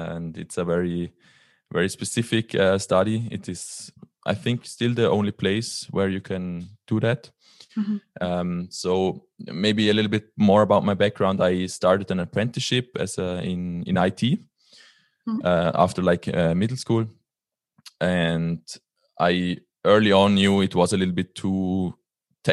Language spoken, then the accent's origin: English; Liechtenstein; So I am from Liechtenstein. It's a very tiny country in the middle of Europe between Switzerland and Austria. And yeah, I grew up here all my life. I'm still living here.